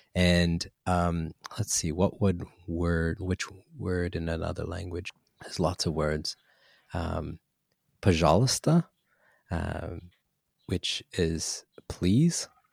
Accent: United States; now in New Zealand; I'm American

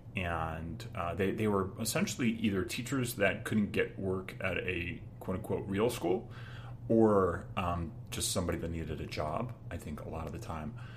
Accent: Long Island, New York, United States; I grew up in the Long Island suburbs

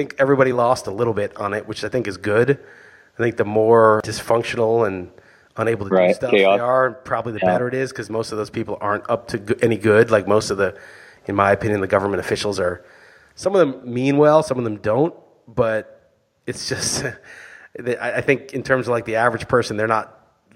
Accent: New York, United States; I grew up in New York.

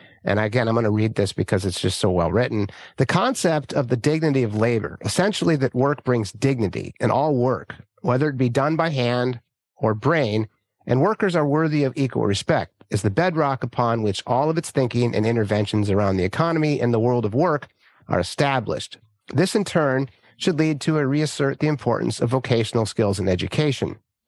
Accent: California, United States; And the people I grew up with here in Northern California, these are hardworking, you know, God-fearing folks, right?

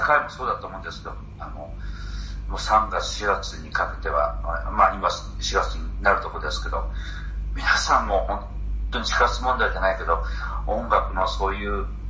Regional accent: Hiroshima, Japan; 僕は地元広島なんですけど

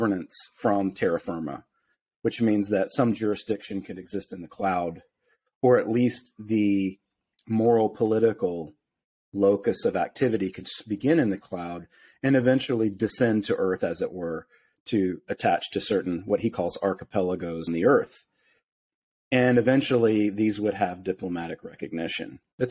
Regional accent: United States; growing up in the United States

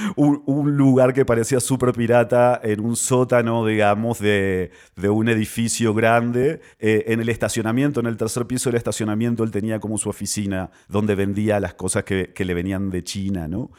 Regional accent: Argentina; moved away; also born or lived in Peru; desde que me fui de Argentina, obviamente vivía en un montón de lugares

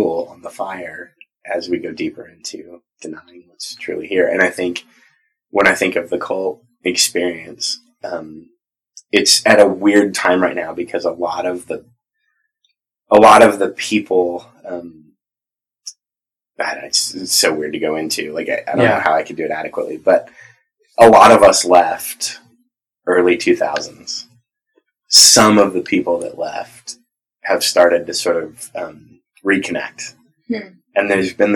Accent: Southern California, United States; I grew up in Southern California.

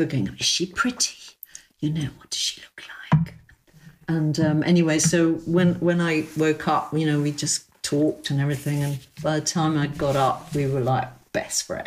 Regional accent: London, United Kingdom; I lived in Chelsea. I was brought up in King's Row, you know, in King's Row, basically. It's my street

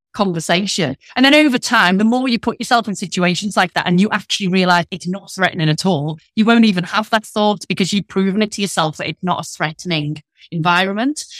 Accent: Liverpool, North West England, United Kingdom; accent: northern; now in Leicestershire, United Kingdom; I'm from Liverpool, but I'm based in the Midlands

